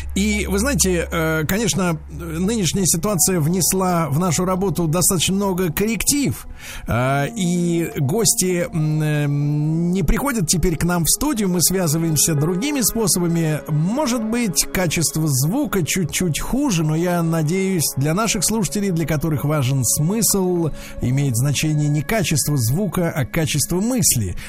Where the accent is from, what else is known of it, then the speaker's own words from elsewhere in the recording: Saint Petersburg, Russia; я тоже родился в Ленинграде, и это мой родной город